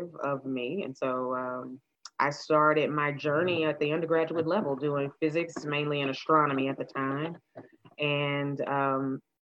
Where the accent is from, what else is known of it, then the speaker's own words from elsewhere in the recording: Nashville, Tennessee, United States; I grew up in Nashville